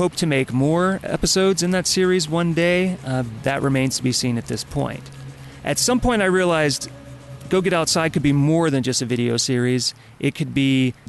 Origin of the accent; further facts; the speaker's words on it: Baton Rouge, Louisiana, United States; now in Los Angeles, United States; I was born in Baton Rouge, Louisiana in 1977